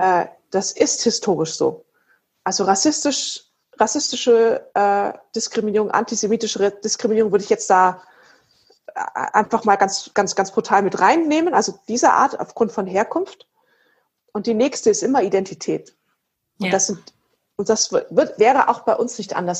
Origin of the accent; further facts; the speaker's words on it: Erlangen, Bavaria, Germany; ich komme ja aus Erlangen